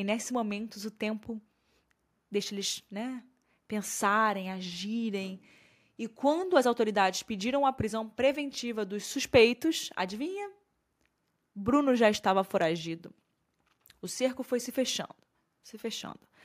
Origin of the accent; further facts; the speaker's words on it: Rio de Janeiro, Brazil; Eu sou do Rio